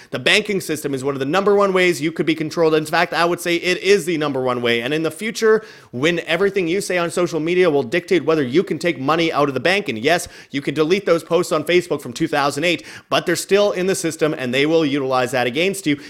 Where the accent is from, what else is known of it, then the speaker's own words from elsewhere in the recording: Canada; moved away as an adult; now in Mexico; I'm just like some Canadian dude that's not proud of being Canadian, that just doesn't wanna be in Canada